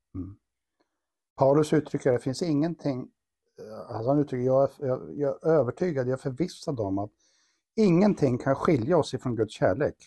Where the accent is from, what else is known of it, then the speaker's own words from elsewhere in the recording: Karlstad, Värmland, Sweden; vi kommer båda från Karlstad och har våra rötter och våra baser här